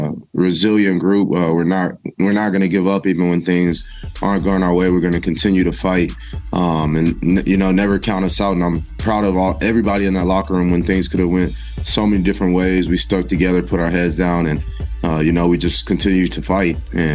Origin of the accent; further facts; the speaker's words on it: El Paso, Texas, United States; I'm from El Paso, Texas. So that's one of the closer places I play to at home.